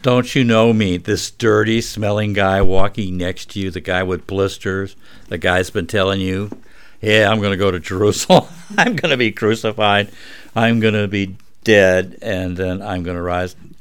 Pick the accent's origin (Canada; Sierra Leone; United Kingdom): United Kingdom; Scotland; I'm Scottish